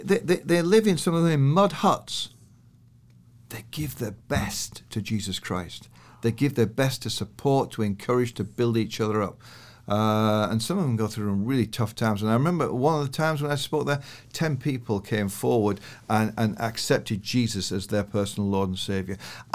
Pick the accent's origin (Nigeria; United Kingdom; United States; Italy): United Kingdom; now in Canada; So I come from the British stiff, British over lip to relax into Canada